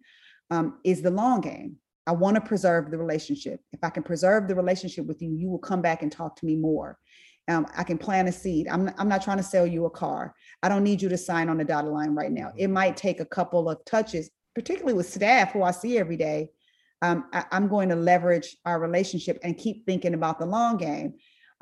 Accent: Inglewood, California, United States; I went to Meharry, I went to Tuskegee, I'm from Inglewood

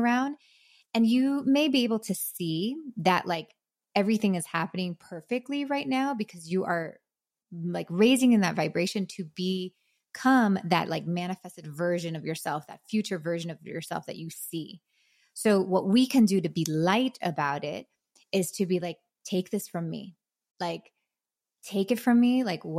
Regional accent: Miami, Florida, United States; moved away as an adult; now in North Carolina, United States; I'm from Miami, was raising my family there. My husband's from there. We're both Cuban kids

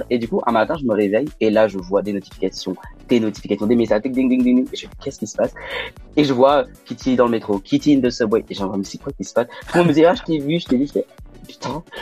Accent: Lyon, Auvergne-Rhône-Alpes, France; Mais oui, on peut dire que je viens de Lyon parce que mes parents sont habitent à Lyon, mes frères à Lyon.

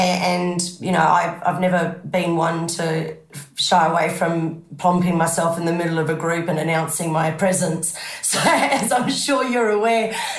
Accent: Zimbabwe; moved away; Oh, absolutely. You know, we had a big property, you know, with the division of black and white, we were very well off.

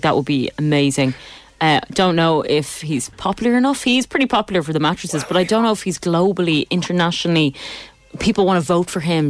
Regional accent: Ireland

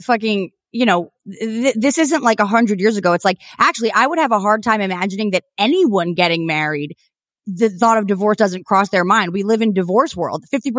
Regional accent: New Jersey, United States; I'm from New Jersey.

